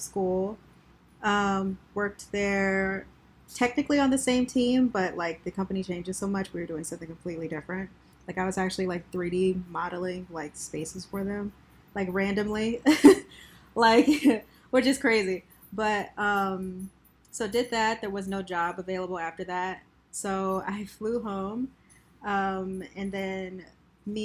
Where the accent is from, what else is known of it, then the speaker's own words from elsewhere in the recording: Baltimore, Maryland, United States; moved away as an adult; also born or lived in Detroit, Michigan; now in Portland, United States; I'm originally from Baltimore, Maryland, went to school in Detroit, and then found myself out here in Portland